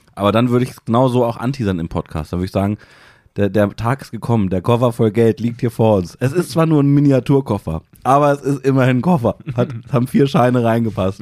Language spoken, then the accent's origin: German; Hanover, Lower Saxony, Germany; es gibt bei uns in Hannover, gibt so eine ganz kleine Pizzabude, mein Lieblingspizzaladen